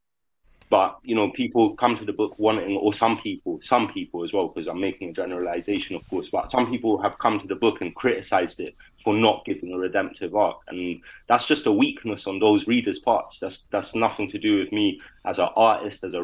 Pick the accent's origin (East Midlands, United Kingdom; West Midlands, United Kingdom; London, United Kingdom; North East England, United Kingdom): London, United Kingdom; my life growing up in London